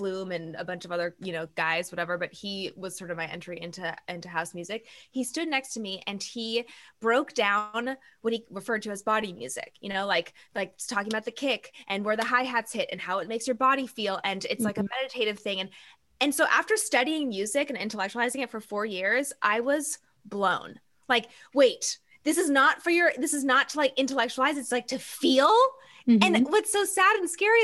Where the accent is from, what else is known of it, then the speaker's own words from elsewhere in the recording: Eugene, Oregon, United States; So I was born and raised in Eugene, Oregon.